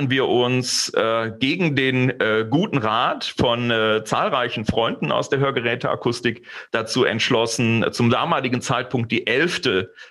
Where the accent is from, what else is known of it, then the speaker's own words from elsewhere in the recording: Aachen, North Rhine-Westphalia, Germany; also born or lived in Switzerland; now in Kevelaer, Germany; Also eigentlich komme ich aus Aachen, bin also durchaus die etwas größere Stadt gewohnt, aber nach meiner Rückkehr aus der äh, Schweiz haben meine Frau und ich ähm, die Nähe der Eltern meiner Frau gesucht